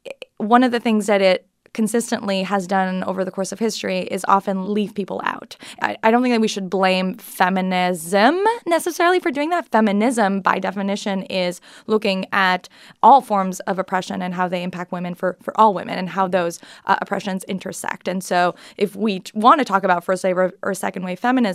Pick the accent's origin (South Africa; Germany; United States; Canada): Canada; I'm Canadian.